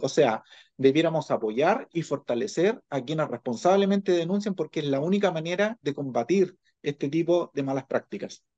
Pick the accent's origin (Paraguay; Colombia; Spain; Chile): Chile; como sociedad chilena